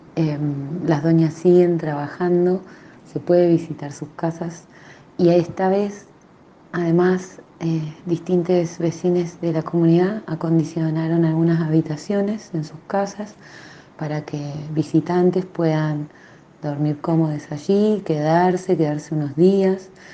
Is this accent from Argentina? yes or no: yes; Santa Bárbara, La Rioja, Argentina; Soy una artesana de Santa Bárbara, de las teleras de Santa Bárbara soy